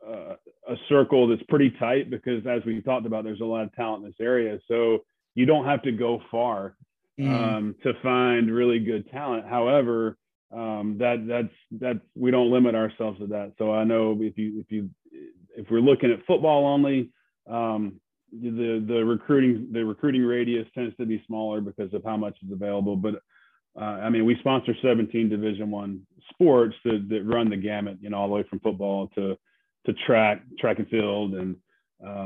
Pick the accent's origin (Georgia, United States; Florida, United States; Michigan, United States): Georgia, United States; moved away as an adult; also born or lived in Montgomery, Alabama; now in Mobile, United States; I grew up in Georgia